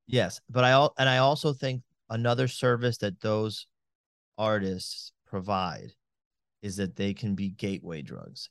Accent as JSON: {"language": "English", "town": "Miami", "region": "Florida", "country": "United States", "said": "I'm from Miami"}